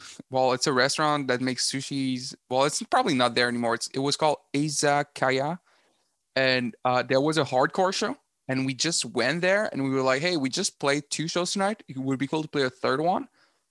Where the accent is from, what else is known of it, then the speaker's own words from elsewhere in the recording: Rimouski, Quebec, Canada; moved away; because I'm from Rimouski